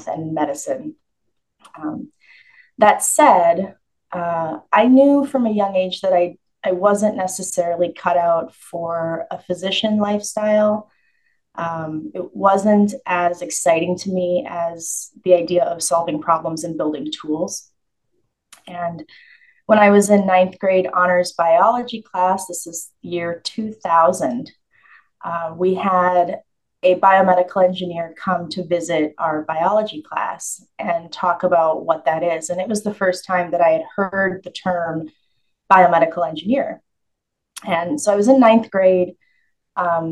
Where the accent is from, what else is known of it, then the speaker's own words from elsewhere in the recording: Rochester, Minnesota, United States; also born or lived in Fort Bragg, North Carolina; soon after that, we moved to Minnesota. And I grew up in the Rochester, Minnesota